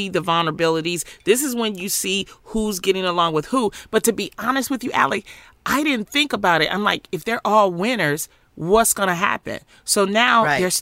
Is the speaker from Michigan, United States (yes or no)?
yes; Detroit, Michigan, United States; growing up in Detroit